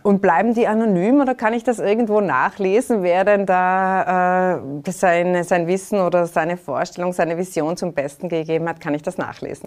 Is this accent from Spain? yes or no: no; Tyrol, Austria; Da sind wir Tiroler